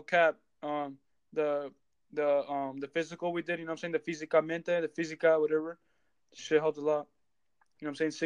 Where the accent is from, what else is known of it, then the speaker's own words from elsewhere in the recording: Norco, California, United States; we're from Norco.